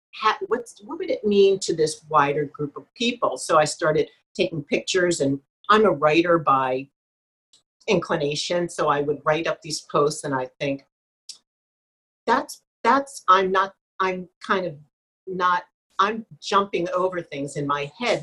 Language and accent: English; New Jersey, United States; moved away; also born or lived in Pennsylvania / Ohio; I'm from South Jersey